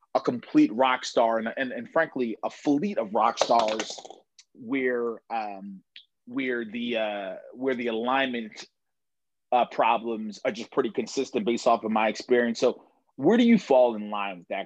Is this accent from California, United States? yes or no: no; Baltimore, Maryland, United States; I grew up in Baltimore